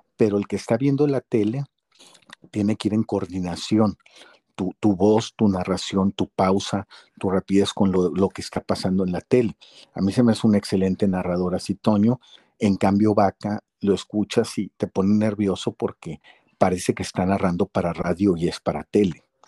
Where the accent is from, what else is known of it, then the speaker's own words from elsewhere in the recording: Guadalajara, Jalisco, Mexico; moved away; yo salí en los juegos de Chivas ahí como niñito, allá en Guadalajara